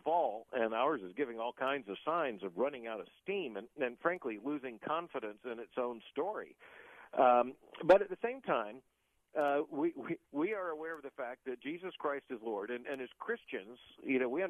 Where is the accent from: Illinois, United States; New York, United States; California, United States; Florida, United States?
Florida, United States; moved away; as a native Floridian